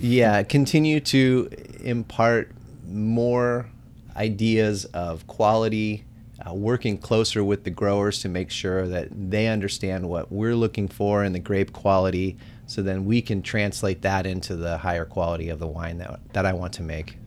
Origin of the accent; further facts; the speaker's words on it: Bay Area, California, United States; I grew up in the Bay Area